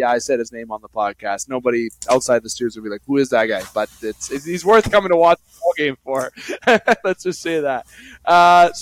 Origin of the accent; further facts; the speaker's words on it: Algoma region, Ontario, Canada; we're from the Algoma region